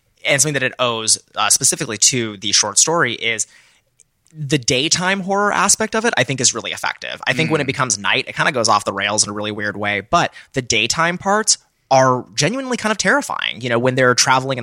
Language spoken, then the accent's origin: English; Texas, United States; I grew up in Texas